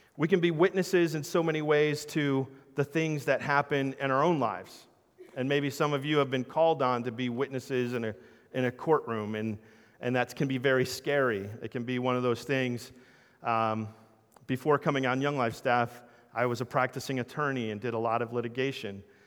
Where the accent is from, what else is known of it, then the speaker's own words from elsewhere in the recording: New Jersey, United States; I'm from South Jersey, so I'm a Sixers and Eagles fan